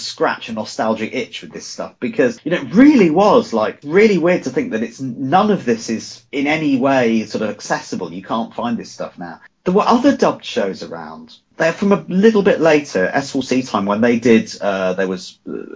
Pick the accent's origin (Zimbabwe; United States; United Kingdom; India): United Kingdom; Wales; I am from Wales